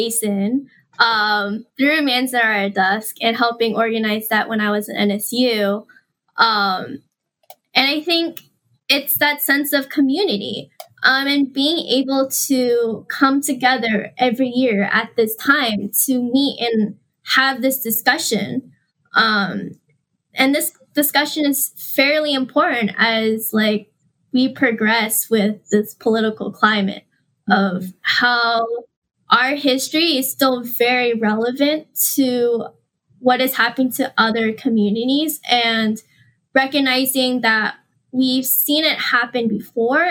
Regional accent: San Diego, California, United States; I'm from San Diego

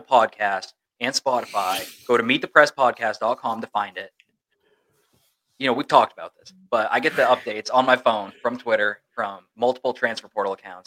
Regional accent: New England, United States; I grew up in New England

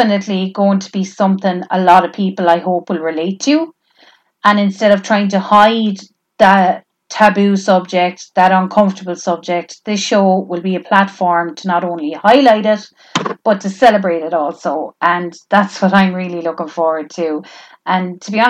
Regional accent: Tipperary, Munster, Ireland; I'm from Tipperary

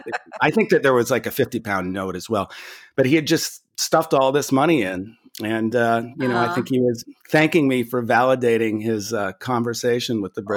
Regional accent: United States; accent: American; he heard my accent. And he said, "Oh, you're American.

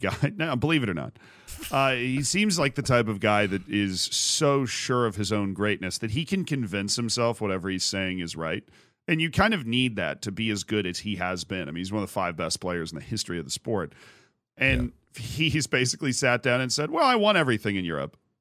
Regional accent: United States; I'm American

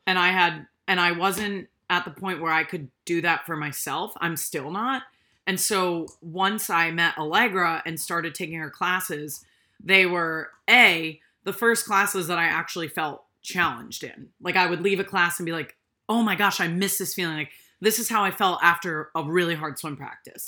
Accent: Rhode Island, United States; I grew up in Rhode Island

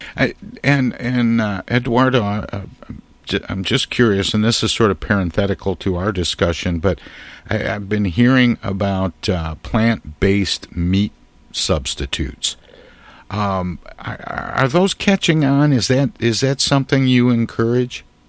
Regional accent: Midwest, United States; being a Midwesterner

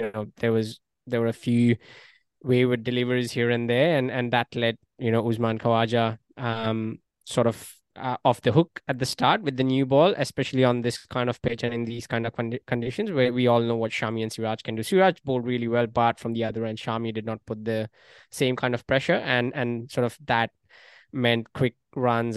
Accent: Australia; as an Australian

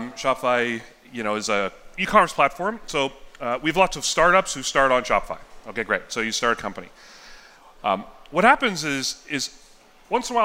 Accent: Yellowknife, Northwest Territories, Canada; also born or lived in Southern California, United States; I was born in California, and when I was three, we moved to Yellowknife

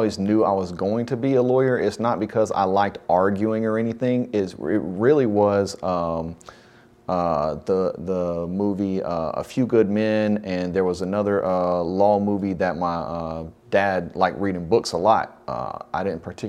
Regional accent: Forest Park, Georgia, United States; also born or lived in Lovejoy, Georgia / Jonesboro, Georgia; Born and raised in Clayton County.

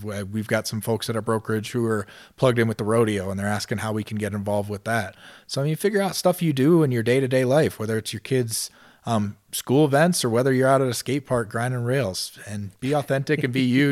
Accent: Ohio, United States; moved away as an adult; also born or lived in Denver, Colorado; now in Colorado Springs, United States; I was a kid from Ohio, was twenty-six years old, just moved to Denver

